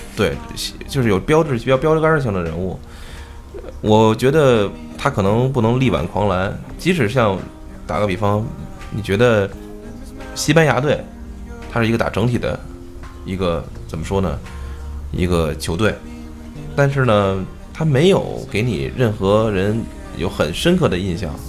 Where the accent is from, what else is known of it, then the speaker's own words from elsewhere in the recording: China; 咱们作为一个中国人这么说确实，但是有作为我一我是一个一直学英语的人